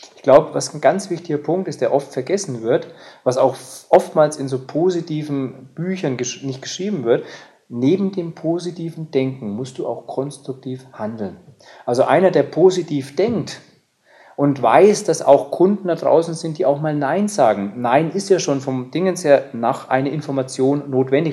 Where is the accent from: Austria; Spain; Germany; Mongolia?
Germany; bei uns in Deutschland